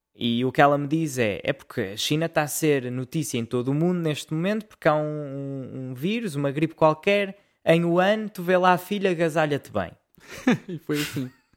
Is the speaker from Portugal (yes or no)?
yes; Portugal; eu sou português